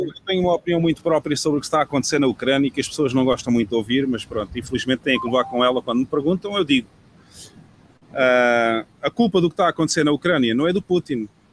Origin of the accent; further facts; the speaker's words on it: Portugal; moved away as an adult; now in El Salvador; O país onde eu cresci não é o país que existe hoje em dia